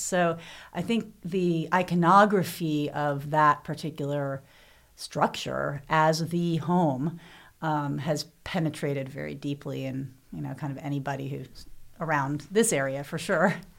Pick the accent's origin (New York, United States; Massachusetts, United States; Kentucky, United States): Kentucky, United States; Louisville; I grew up in Louisville, uh, Derby City